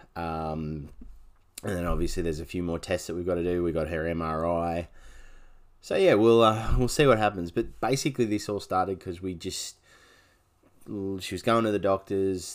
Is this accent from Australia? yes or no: yes; Canberra, Australian Capital Territory, Australia; now in Gold Coast, Australia; I, I grew up in Canberra. I lived in Canberra for fifteen years of my life.